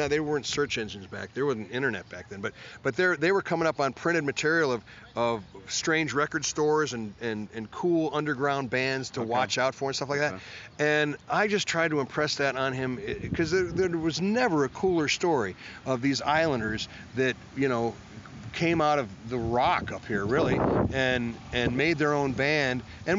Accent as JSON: {"language": "English", "town": "Cleveland", "region": "Ohio", "country": "United States", "said": "But I came from Cleveland, Ohio, you know, and I was trained in the flats, man."}